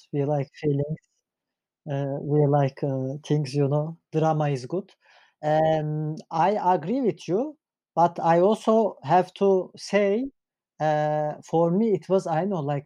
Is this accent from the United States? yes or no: no; Turkey; English is a second language; now in Germany; I'm from Turkey